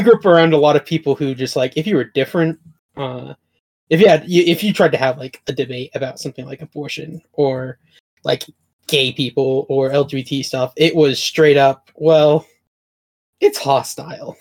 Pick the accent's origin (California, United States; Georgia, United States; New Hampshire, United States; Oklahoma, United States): Oklahoma, United States; I grew up in Oklahoma, which is just North Texas